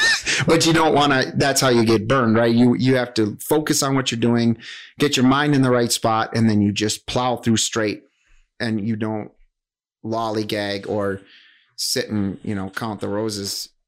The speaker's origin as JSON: {"language": "English", "town": "Whitehall", "region": "Wisconsin", "country": "United States", "tie": "born or raised there", "lives_now": "Wausau, United States", "said": "So I teach right here in Wausau right now. I grew up in Whitehall, Wisconsin."}